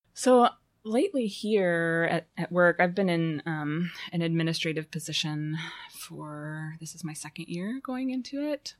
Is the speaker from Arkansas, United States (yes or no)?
yes; Fayetteville, Arkansas, United States; moved away as an adult; also born or lived in Chicago; I was born in Fayetteville um, and stayed here until 1999